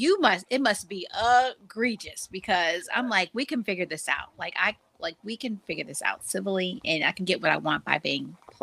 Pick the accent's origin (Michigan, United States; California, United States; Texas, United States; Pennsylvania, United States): Pennsylvania, United States; Pittsburgh; now in Atlanta, United States; I'm from Pittsburgh, so I grew up on Pepsi. And then when I moved here to Atlanta.